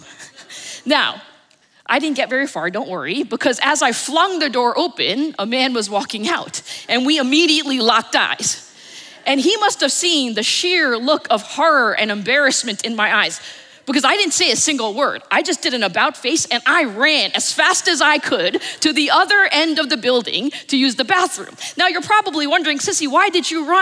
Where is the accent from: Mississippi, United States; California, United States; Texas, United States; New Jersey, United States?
New Jersey, United States; suburbs of; also born or lived in New York City, New York; I was born in New York City. And at the age of four, they moved us to the suburbs of New Jersey. And so I grew up in this little town